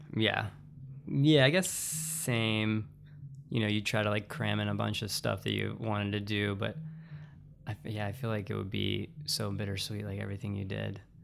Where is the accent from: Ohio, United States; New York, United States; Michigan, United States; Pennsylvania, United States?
Pennsylvania, United States; Western; moved away as an adult; also born or lived in Pittsburgh / Phoenix / California; I was born and raised in Western Pennsylvania, kind of like the woods, middle of nowhere